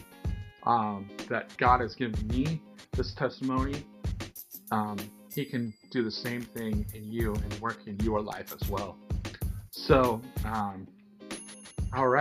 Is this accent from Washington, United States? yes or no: yes; Seattle, Washington, United States; Born and raised in the Seattle, Washington area